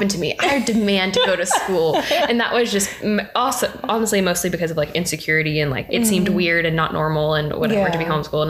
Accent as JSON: {"language": "English", "town": "Memphis", "region": "Tennessee", "country": "United States", "tie": "born or raised there", "said": "I grew up in Memphis, or a suburb of Memphis. People like to roast me for saying I'm from Memphis when I'm actually from Cordova"}